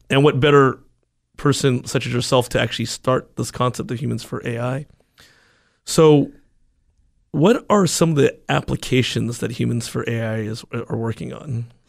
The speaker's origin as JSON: {"language": "English", "country": "United States", "tie": "born or raised there", "said": "I was born and raised in the United States"}